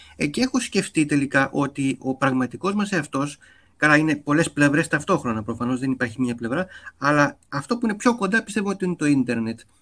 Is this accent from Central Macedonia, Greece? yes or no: no; Athens, Attica, Greece; also born or lived in Voula / Glyfada; εγώ έχω μεγαλώσει και στο κέντρο της Αθήνας